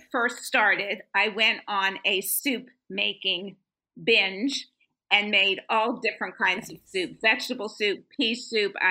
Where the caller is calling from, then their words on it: Tampa, Florida, United States; Uh, sunny Tampa, Florida.